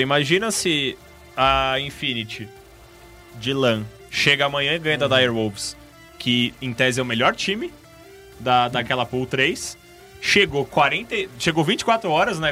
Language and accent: Portuguese; Brazil; nós que somos brasileiros